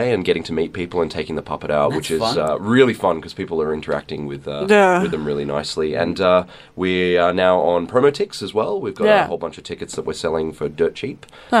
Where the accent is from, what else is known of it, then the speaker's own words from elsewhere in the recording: Sydney, New South Wales, Australia; because we're from Sydney.